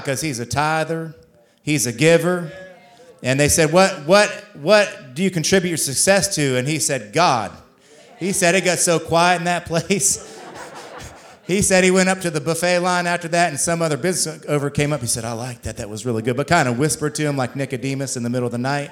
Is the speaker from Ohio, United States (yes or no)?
yes; Columbus, Ohio, United States; now in St. Augustine, United States; I'm from the Columbus area